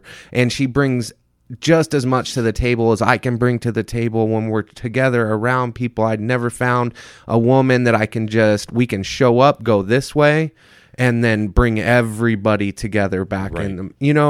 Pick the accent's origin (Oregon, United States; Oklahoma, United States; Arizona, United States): Arizona, United States; Mesa; And then I saw her hanging out with all of the friends that I was from Mesa.